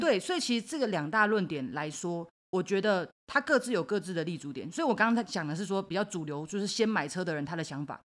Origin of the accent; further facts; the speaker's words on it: Taitung, Taitung County, Taiwan; moved away; also born or lived in Taipei; 我是台东人嘛，嗯。所以其实我可能几个月就会回家一次